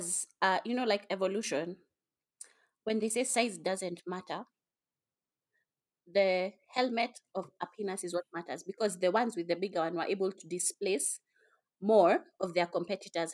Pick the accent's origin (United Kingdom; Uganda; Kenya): Kenya; I'm a Kenyan